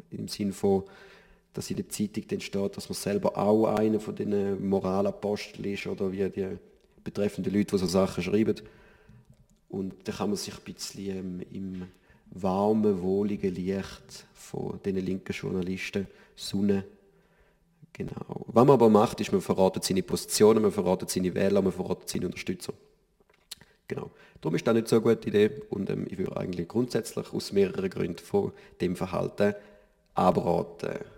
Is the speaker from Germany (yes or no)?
no; St. Gallen, Switzerland; oder als St. Galler haben wir natürlich unsere Olma, die größte Publikumsmesse der Schweiz.